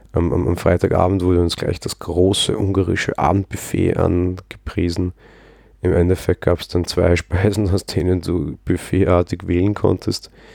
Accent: Vienna, Austria; Als Wiener

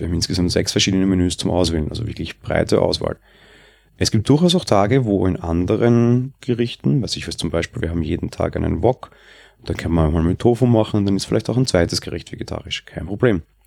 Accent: Austria; bei uns in Österreich

